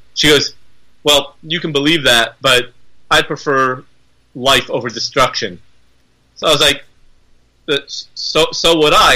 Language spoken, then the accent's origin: English; United States; I am an American